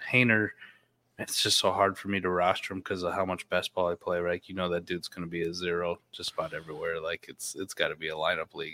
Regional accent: Midwest, United States; I grew up in the Midwest

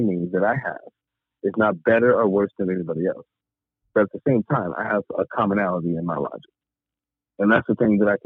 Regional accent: Long Beach, California, United States; now in the South, United States; I grew up in California, okay? Long Beach, preferably. Been there forever until I left, and now I'm in the South

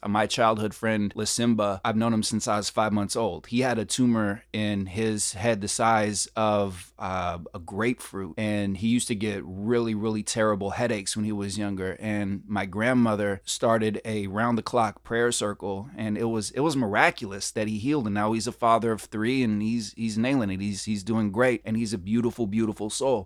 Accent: Berkeley, California, United States; moved away as an adult; now in New York, United States; I grew up in a very diverse neighborhood and, and city, uh, Berkeley, California. Shout out to Berkeley, my hometown.

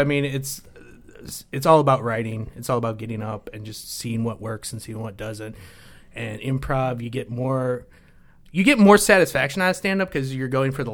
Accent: Des Moines, Iowa, United States; moved away as an adult; also born or lived in Elkader, Iowa / Marquette University, Wisconsin; I moved to Des Moines, and I came from Des Moines, grew up there

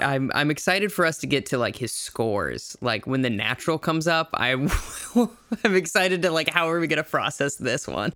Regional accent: South Dakota, United States; I grew up in South Dakota

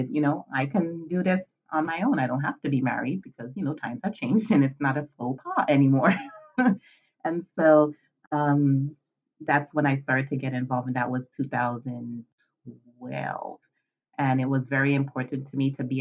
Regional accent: U.S. Virgin Islands; moved away as an adult; also born or lived in Northeast Pennsylvania, United States; now in Pennsylvania, United States; I am originally from the Caribbean, the Virgin Islands, St. Thomas in particular, and I have been residing in Pennsylvania, Northeast Pennsylvania, for the past almost 20 years

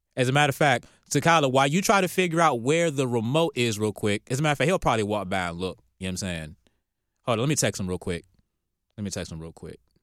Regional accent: Norfolk, Virginia, United States; now in Atlanta, United States; we're from Norfolk

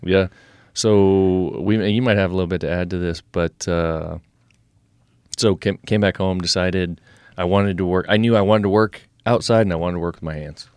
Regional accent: Nebraska, United States; we are here in Nebraska, you know, pretty much right where we're sitting right now. Uh, we moved out here when I was eight, nine years old

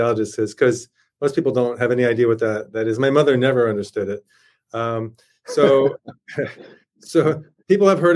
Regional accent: Connecticut, United States; moved away as an adult; now in Rochester, United States; I grew up in Connecticut on Long Island Sound

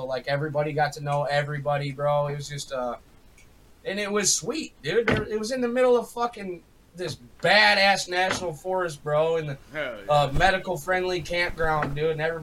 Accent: Pontiac, Michigan, United States; I was born in Pontiac, Michigan in 1986

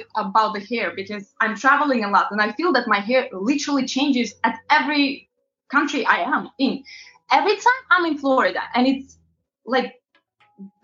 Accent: Latvia; moved away as an adult; also born or lived in London, United Kingdom; now in New York, United States; I'm originally from Eastern Europe, very, very small country called Latvia

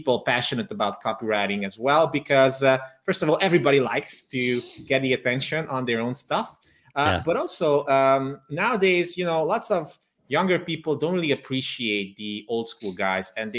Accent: Transylvania, Romania; now in Budapest, Hungary; I'm originally from Transylvania, the Transylvania region of Romania, but I am ethnically Hungarian, and today I live in Budapest, Hungary

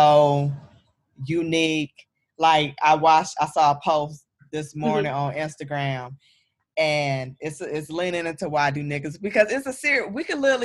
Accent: Saginaw, Michigan, United States; I am from the Midwest, just like Sid, but I'm from Michigan, Saginaw, Michigan

